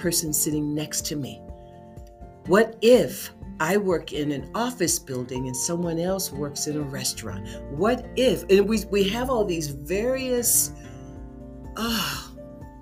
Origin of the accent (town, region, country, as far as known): United States